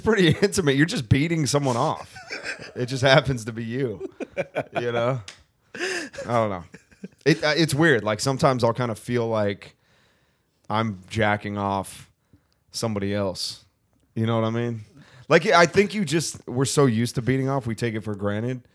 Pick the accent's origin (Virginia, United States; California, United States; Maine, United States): California, United States; Thousand Oaks; I'm from Ventura County.